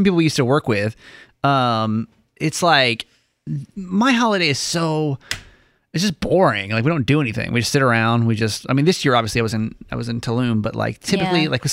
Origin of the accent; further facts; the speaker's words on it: Atlanta, Georgia, United States; growing up in Atlanta